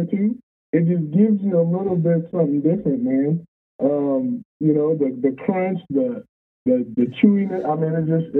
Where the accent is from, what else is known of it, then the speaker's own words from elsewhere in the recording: the South, United States; First off, so my family, we're from the South.